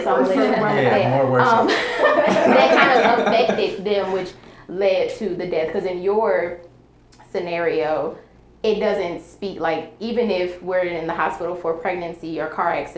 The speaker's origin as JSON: {"language": "English", "region": "New York", "country": "United States", "said": "I'm personally from New York"}